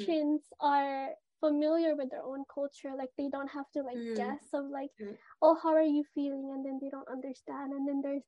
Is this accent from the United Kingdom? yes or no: no; Philippines; I'm Filipino.